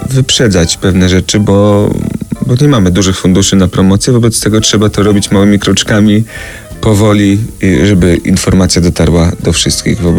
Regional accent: Radom, Masovian Voivodeship, Poland; My obaj jesteśmy z Radomia

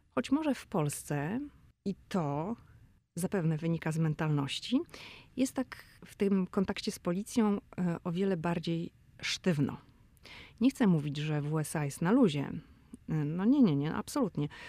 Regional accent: Poland; jestem z Polski

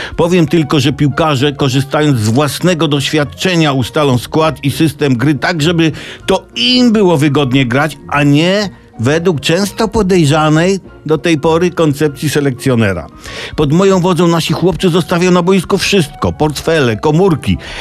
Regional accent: Tomaszów Mazowiecki, Łódź Voivodeship, Poland; Urodziłem się w Tomaszowie Mazowieckim

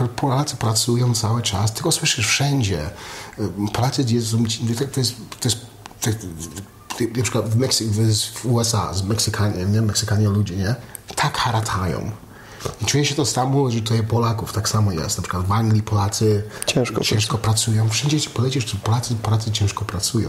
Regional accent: Canada; also born or lived in United States; now in Poland; wychowałem się w Kanadzie, w Ameryce

